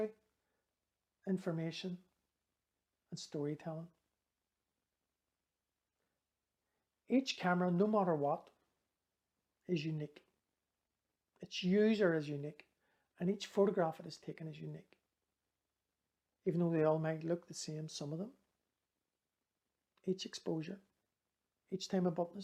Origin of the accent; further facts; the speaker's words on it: Belfast, Northern Ireland, United Kingdom; I was growing up in West Belfast at the height of the Troubles.